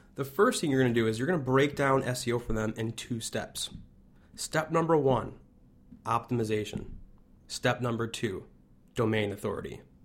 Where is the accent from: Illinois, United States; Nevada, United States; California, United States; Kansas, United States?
Illinois, United States; Chicago; I'm from Chicago